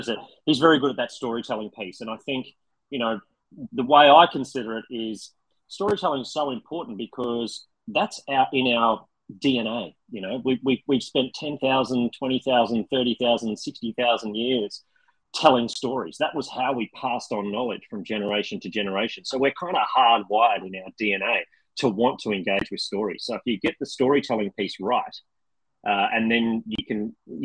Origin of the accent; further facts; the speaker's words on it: Australia; I am Australian